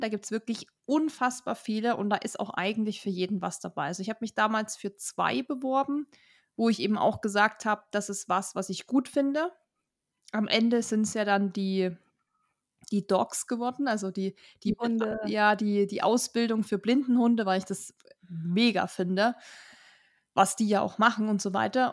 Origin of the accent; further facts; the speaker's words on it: Germany; Wir als Deutsche